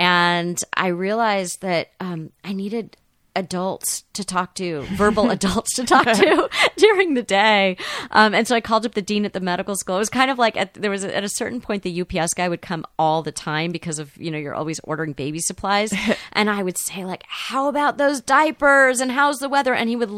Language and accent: English; Los Angeles, California, United States; I, you know, grew up in the 70s, which was, it was very suburban here in Los Angeles.